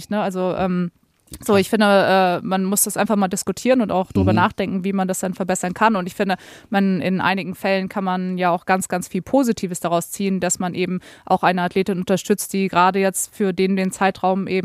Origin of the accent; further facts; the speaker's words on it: Darmstadt, Hesse, Germany; also ich komme ja aus Darmstadt.